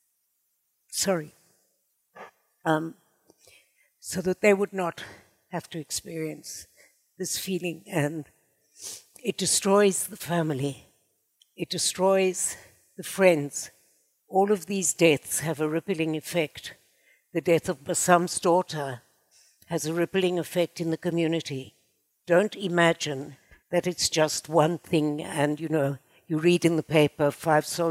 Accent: South Africa; now in Israel; the beginning of my life was in South Africa, as you probably can hear from my charming accent.

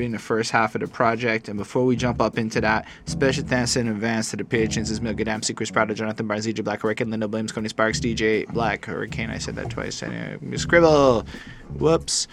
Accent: Canada; I'm a Canadian

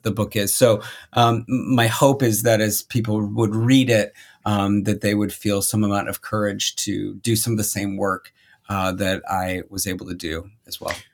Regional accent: Minnesota, United States; moved away as an adult; I grew up in Minnesota

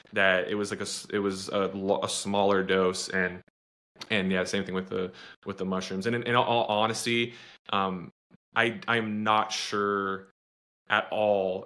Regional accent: Austin, Texas, United States; I'm from Texas, but I'm obviously from, from Austin

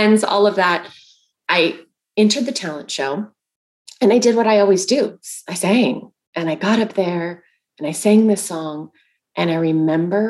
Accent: Bakersfield, California, United States; when I was a little girl, I grew up in Bakersfield, California

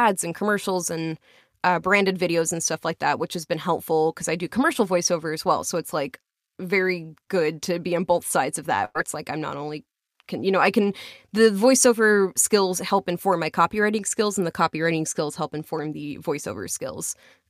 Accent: Long Island, New York, United States; accent: Long Island; My Long Island accent.

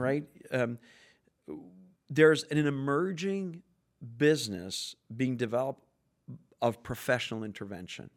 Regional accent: Canada; I'm French Canadian

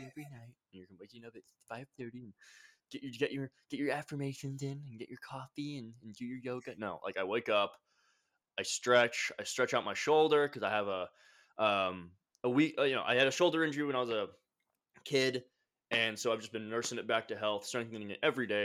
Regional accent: Carlsbad, California, United States; moved away as an adult; now in Austin, United States; I grew up in California, Carlsbad area

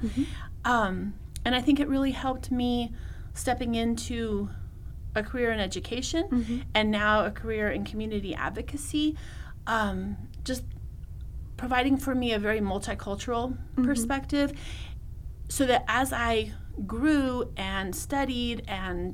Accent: California, United States; growing up in California, working in the Latino community

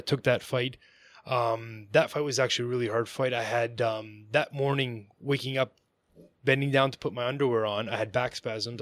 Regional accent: Vaughan, Ontario, Canada; I grew up in Vaughan, like Maple, Ontario.

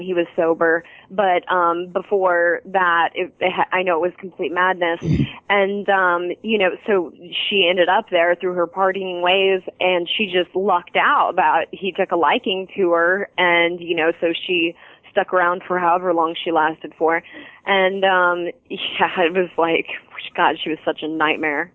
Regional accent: Fort Wayne, Indiana, United States; moved away; Fort Wayne people because they're like my that's my hometown.

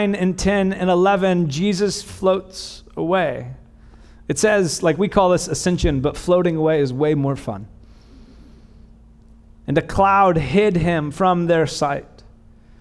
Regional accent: Bakersfield, California, United States; I'm not from the South, I'm from Bakersfield

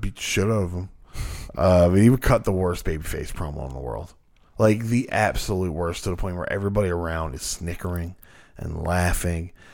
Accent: Newfoundland and Labrador, Canada; we're from Newfoundland.

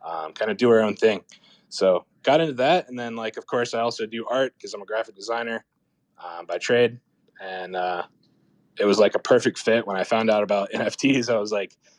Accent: Charlotte, North Carolina, United States; my origin story is, I'm from Charlotte, North Carolina

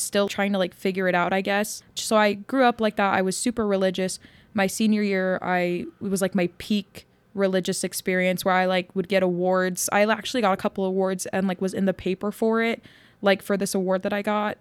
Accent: Yuma, Arizona, United States; I grew up in Yuma, which is like very conservative.

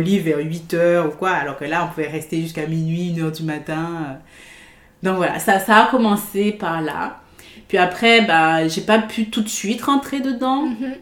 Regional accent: Guadeloupe; also born or lived in France; now in Vancouver, Canada; je suis née en Guadeloupe, dans les Caraïbes.

